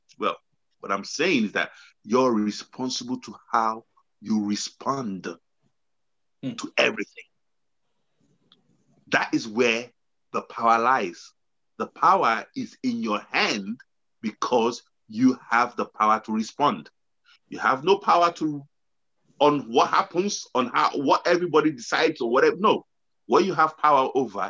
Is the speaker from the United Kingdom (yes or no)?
no; Nigeria; I know we're coming from Nigeria